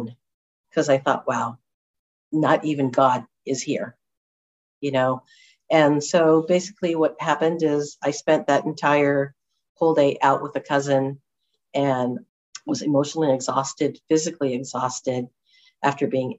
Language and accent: English; Huntington Beach, California, United States; moved away; I'm originally from Orange County in Huntington Beach